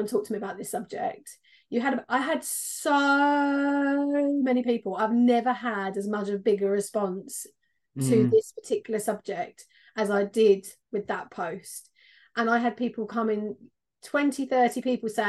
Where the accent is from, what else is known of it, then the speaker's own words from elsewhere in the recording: London, United Kingdom; accent: southeast London; my southeast London